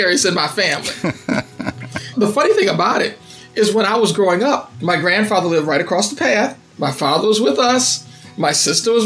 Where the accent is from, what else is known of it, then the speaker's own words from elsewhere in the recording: Saluda, Virginia, United States; now in San Antonio, United States; I am from a little small town in Middlesex County, Virginia called Saluda.